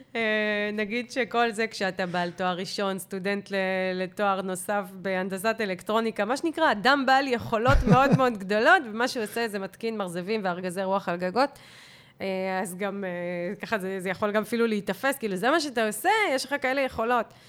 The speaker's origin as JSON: {"language": "Hebrew", "country": "Israel", "said": "אנחנו ישראלים"}